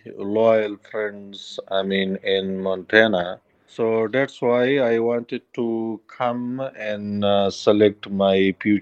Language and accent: English; Kunar, Afghanistan; English is a second language; Yes, so I have been growing up in my native province that's called Kunar, which is located in the east of capital Kabul.